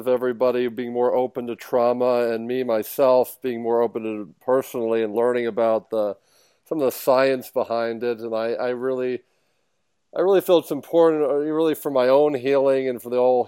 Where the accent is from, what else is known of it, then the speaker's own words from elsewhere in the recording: Philadelphia, Pennsylvania, United States; now in Miami, United States; I'm originally from the Philadelphia area, but now I'm in the Miami area.